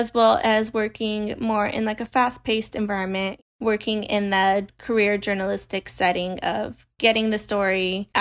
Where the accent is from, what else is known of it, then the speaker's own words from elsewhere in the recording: Henderson, Nevada, United States; moved away as an adult; also born or lived in New York City; I'm from Henderson, Nevada. I was born and raised here